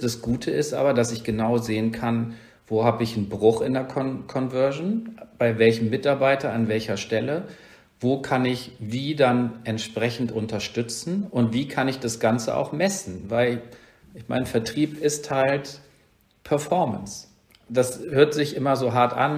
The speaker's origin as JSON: {"language": "German", "region": "Rhineland", "country": "Germany", "tie": "born or raised there", "also_born_or_lived": "Northern Germany", "moved": "yes", "said": "Ich komme halt aus dem Rhein, also ich bin gebürtiger Rheinländer, bin seit vielen Jahren in Norddeutschland"}